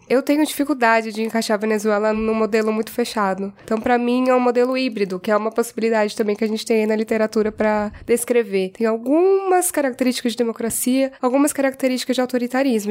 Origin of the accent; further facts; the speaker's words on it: Brazil; enquanto brasileira